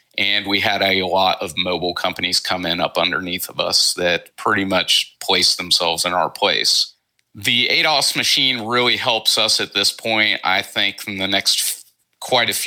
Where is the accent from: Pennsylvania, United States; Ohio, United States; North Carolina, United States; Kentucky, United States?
Ohio, United States; Cincinnati; I'm originally from Cincinnati, which is about a 30-minute drive